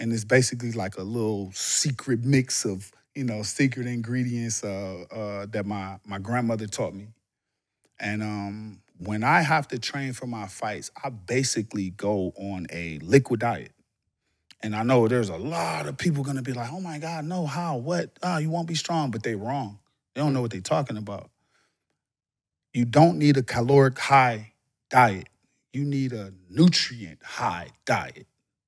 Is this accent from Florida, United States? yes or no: yes; Florida, United States; for me is Florida. In. I'm from Florida.